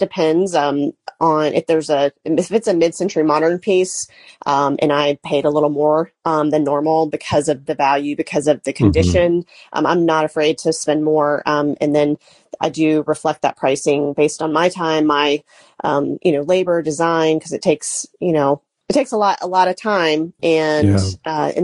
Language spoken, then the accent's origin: English; Charlotte, North Carolina, United States; also born or lived in Gastonia, North Carolina; I am originally from Charlotte, North Carolina, and I live about 30 minutes from Charlotte in Gastonia, North Carolina at the time